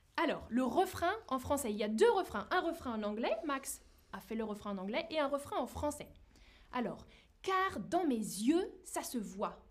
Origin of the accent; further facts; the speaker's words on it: France; now in Berlin, Germany; je suis française